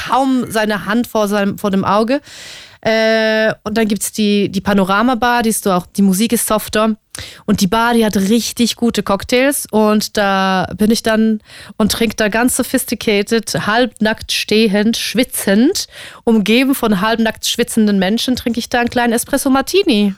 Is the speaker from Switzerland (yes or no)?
yes; Switzerland; moved away as an adult; now in Germany; ich komme aus der Schweiz